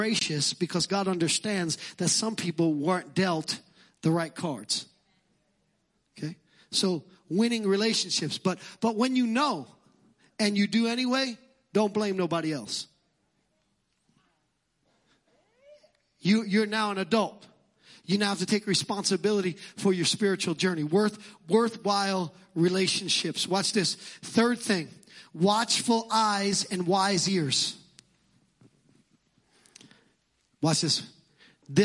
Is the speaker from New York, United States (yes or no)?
yes; New York City, New York, United States; accent: Brooklyn; my Brooklyn accent